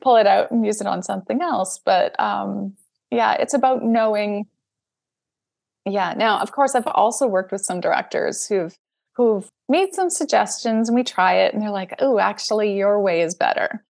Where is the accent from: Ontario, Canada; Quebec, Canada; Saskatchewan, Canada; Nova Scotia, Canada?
Saskatchewan, Canada; moved away; also born or lived in Toronto; I grew up in Saskatchewan, which is in the middle of Canada